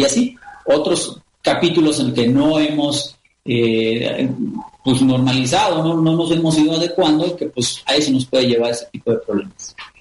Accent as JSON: {"language": "Spanish", "country": "Mexico"}